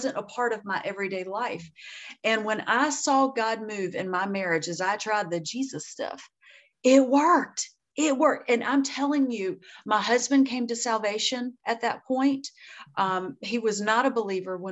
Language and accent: English; Deep South, United States; I'm from the South and really from the deep South. I grew up eating a lot of fried food